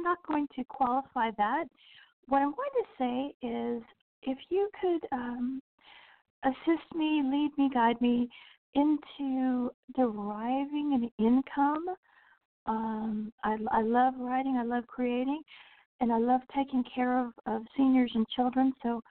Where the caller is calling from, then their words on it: Central Florida, United States; I'm calling from Central Florida.